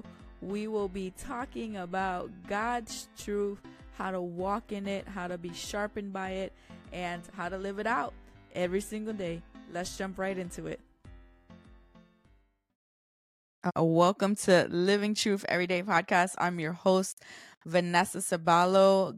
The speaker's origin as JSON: {"language": "English", "town": "New York City", "region": "New York", "country": "United States", "said": "I'm from New York City"}